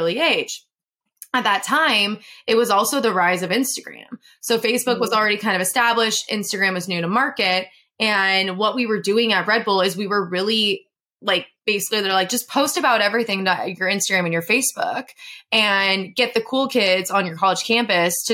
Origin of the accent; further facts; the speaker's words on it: San Diego, California, United States; I'm from San Diego